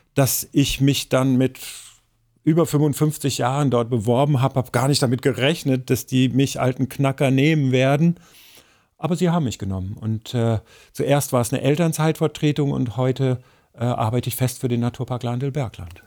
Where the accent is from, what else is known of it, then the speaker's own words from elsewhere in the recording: Ruhr area, North Rhine-Westphalia, Germany; now in Central Hesse, Germany; bei uns im Ruhrgebiet, wo ich aufgewachsen bin